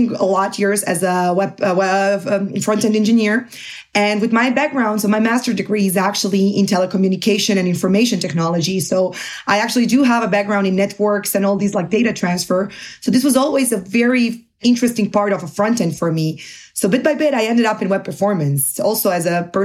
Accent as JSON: {"language": "English", "town": "Zagreb", "region": "City of Zagreb", "country": "Croatia", "tie": "born or raised there", "also_born_or_lived": "Portugal / Barcelona, Spain", "moved": "as an adult", "lives_now": "Munich, Germany", "said": "I'm originally from Croatia, from Zagreb. I lived there and finished my master's degree until I was 23"}